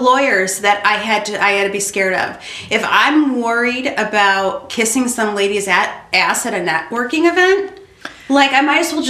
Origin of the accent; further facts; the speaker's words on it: Orland Park, Illinois, United States; also born or lived in Worth, Illinois / Midlothian, Illinois; I grew up in Orland and then, okay, I moved to Worth.